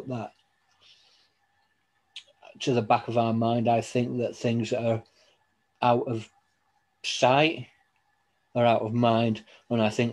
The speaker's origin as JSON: {"language": "English", "region": "Scotland", "country": "United Kingdom", "tie": "born or raised there", "said": "I was born in Scotland"}